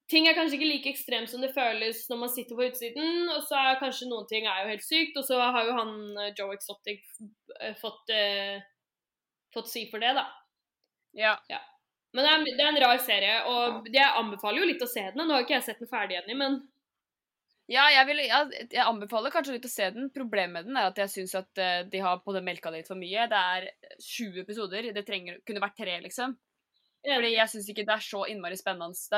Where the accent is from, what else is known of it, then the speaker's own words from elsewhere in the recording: Skien, Telemark, Norway; Eh, og Jenny, du er fra Ulefoss, men jeg er fra Skien